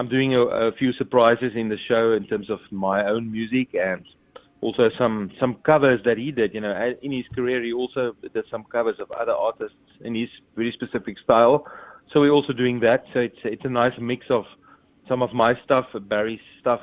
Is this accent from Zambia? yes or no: no; South Africa; I'm from South Africa